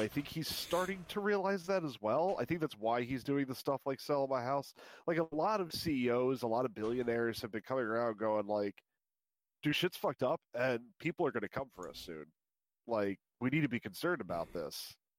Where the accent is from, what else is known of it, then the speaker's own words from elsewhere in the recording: United States; as an American